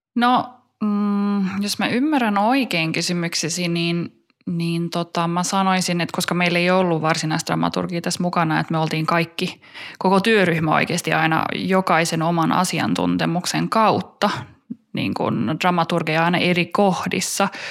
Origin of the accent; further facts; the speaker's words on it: Stockholm, Stockholm County, Sweden; first language Finnish; mä oon syntynyt ja kasvanut kielivähemmistö Tukholmassa niin kuin suomen kielisenä